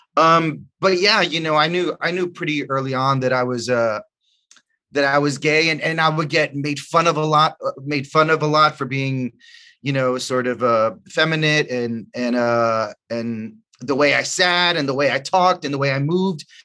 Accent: New York City, New York, United States; also born or lived in The Bronx; I grew up in, in Washington Heights and I went to high school in the Bronx

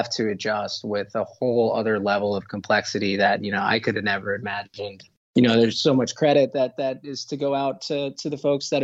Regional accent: New York City, New York, United States; I'm from New York City in Queens, just about 15 minutes or so from Manhattan.

